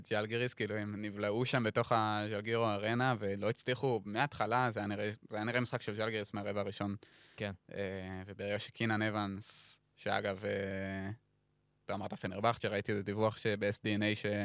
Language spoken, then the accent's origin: Hebrew; Hefer Valley, Central District, Israel; אני בא מעמק חפר, זה אזור של חקלאות.